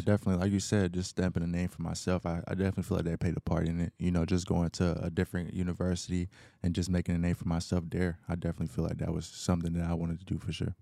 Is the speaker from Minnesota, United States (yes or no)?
no; Knoxville, Tennessee, United States; moved away as an adult; also born or lived in Atlanta, Georgia; now in Houston, United States; I'm from Knoxville, Tennessee.